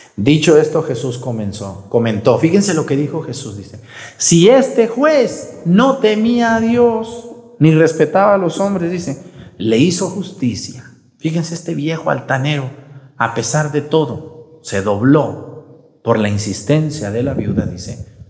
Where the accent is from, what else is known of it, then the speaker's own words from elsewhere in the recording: Mexticacán, Jalisco, Mexico; moved away; allá en mi pueblo, en mesticacán fui yo, cuando quiero descansar, pues voy a mi pueblo